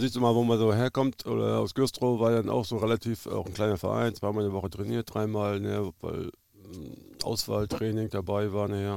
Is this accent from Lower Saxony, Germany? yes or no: no; Güstrow, Mecklenburg-Vorpommern, Germany; also born or lived in Krakow am See / Schwerin; ich bin da in Güstrow groß geworden, also wir haben in Güstrow gewohnt, da zu Hause. 16 äh, Jahre in der Jugend äh, verbracht